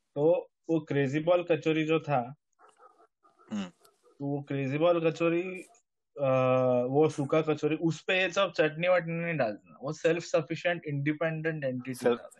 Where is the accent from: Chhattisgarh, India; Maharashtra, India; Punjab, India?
Maharashtra, India; just outside Bombay, village just before Goa; मैं बॉम्बे में भी पूरा कभी गया नहीं बॉम्बे के जस्ट पहले वाला